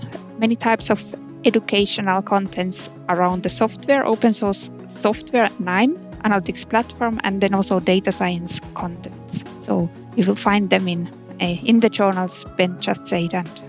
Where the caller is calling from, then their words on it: Konstanz, Baden-Württemberg, Germany; I'm streaming today from Konstanz, from southern Germany.